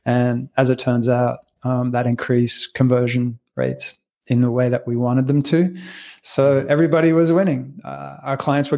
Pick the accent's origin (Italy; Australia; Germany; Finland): Australia; also born or lived in Canada; I was born in Canada to French-Italian parents, raised in Australia